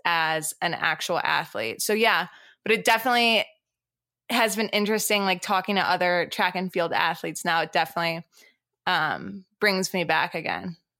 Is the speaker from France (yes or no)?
yes; France; moved away; also born or lived in Boston / Colorado Springs; I have dual, dual citizenship, so I'm originally from France.